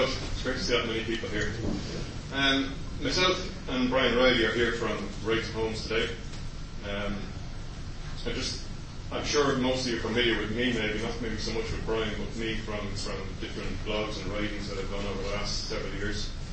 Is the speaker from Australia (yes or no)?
no; Dublin, Leinster, Ireland; moved away; I'm from Ballymun originally. I, my family were one of the first tenants in the flats in Ballymun